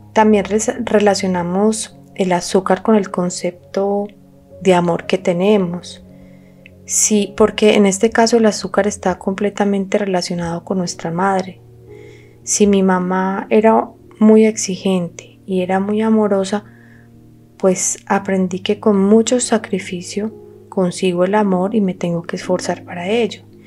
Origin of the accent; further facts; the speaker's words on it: Colombia; somos colombianos